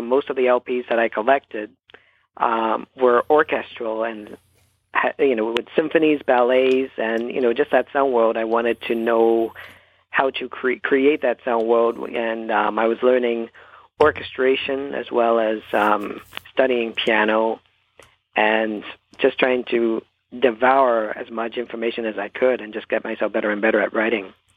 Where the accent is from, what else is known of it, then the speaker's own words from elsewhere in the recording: Toronto, Ontario, Canada; I was born and raised in Toronto